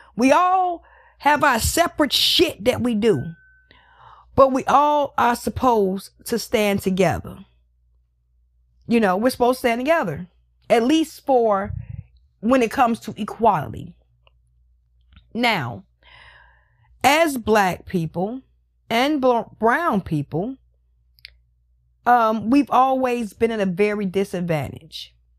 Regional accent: United States; I live in America. I am American.

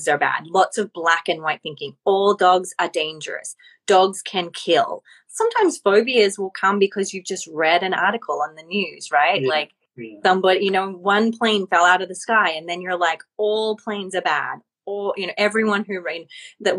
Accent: Australia; moved away as an adult; now in Los Angeles, United States; As I am Australian, I moved to LA.

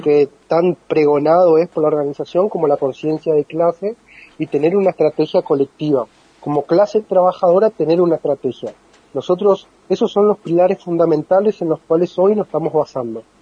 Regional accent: Formosa, Argentina; Yo soy de Formosa

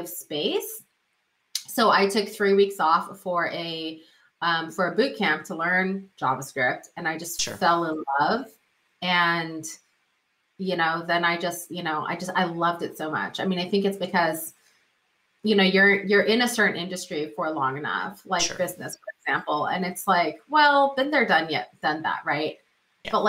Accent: Silicon Valley, California, United States; I grew up in the Silicon Valley. Now, my elementary school was literally one block away from Apple's first headquarters

